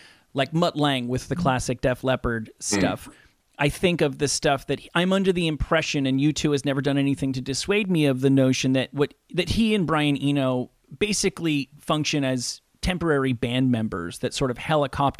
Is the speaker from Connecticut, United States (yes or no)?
no; New Jersey, United States; I'm from New Jersey